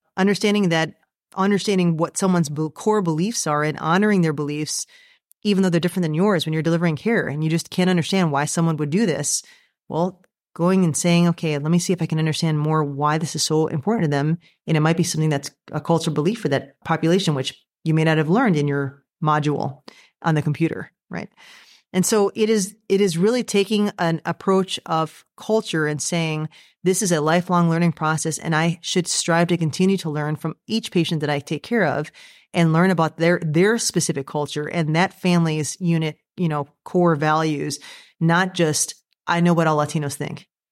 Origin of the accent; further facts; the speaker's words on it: United States; I myself am American, so I was born in the United States